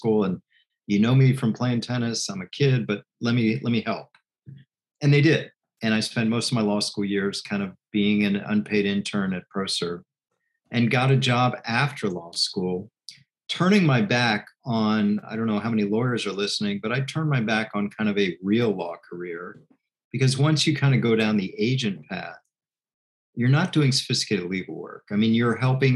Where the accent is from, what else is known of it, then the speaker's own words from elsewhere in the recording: Washington, District of Columbia, United States; moved away as an adult; born and bred in Washington, D.C.